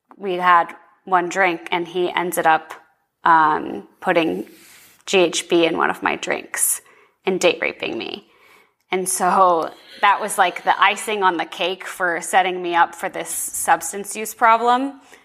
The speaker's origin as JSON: {"language": "English", "town": "Boston", "region": "Massachusetts", "country": "United States", "moved": "as an adult", "lives_now": "Arizona, United States", "said": "I'm from Boston, Massachusetts originally"}